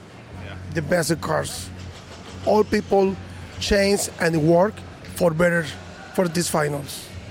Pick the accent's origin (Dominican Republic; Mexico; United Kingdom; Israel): Mexico; Monterrey, Nuevo León; English is a second language; from Monterrey, Mexico.